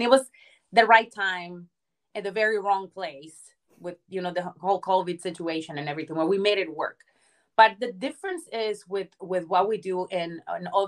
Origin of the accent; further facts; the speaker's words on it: Mexico; now in United States; I was born and raised in Mexico, and the only thing I knew was like Mexican culture